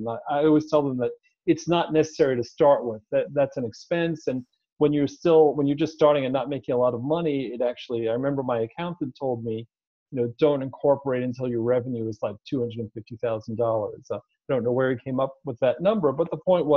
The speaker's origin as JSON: {"language": "English", "country": "Israel", "tie": "born or raised there", "also_born_or_lived": "New York, United States", "moved": "as an adult", "lives_now": "Palm Springs, United States", "said": "I was born in New York, but grew up overseas in Israel. And when I was 29, I moved back to the U.S."}